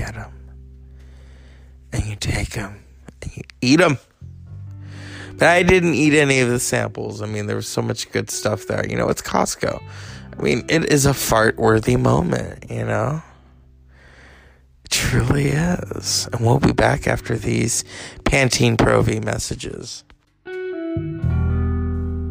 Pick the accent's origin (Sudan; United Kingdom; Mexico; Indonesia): Mexico; As a Mexican